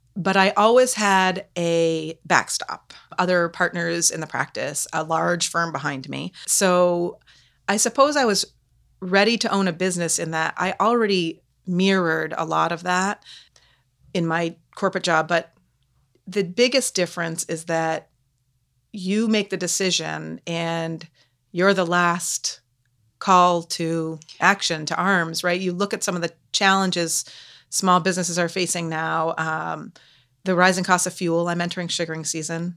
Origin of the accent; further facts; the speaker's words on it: Canaan, Vermont, United States; moved away as an adult; also born or lived in Lancaster, New Hampshire; I've lived in Canaan for the first eighteen years of my life.